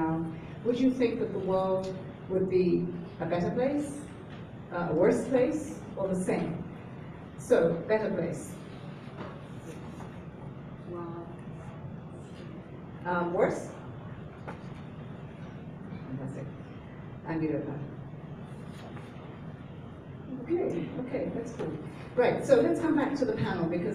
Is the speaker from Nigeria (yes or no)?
yes; Nigeria; I'm from Nigeria